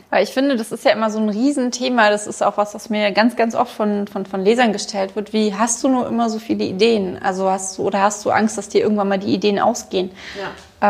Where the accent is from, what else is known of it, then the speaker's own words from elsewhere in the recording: Berlin, Germany; ich komme halt aus Ostberlin und da sagt man Viertel elf.